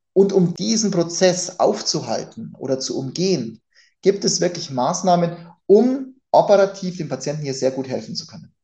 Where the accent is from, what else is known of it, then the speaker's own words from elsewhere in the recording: Germany; bei uns in Deutschland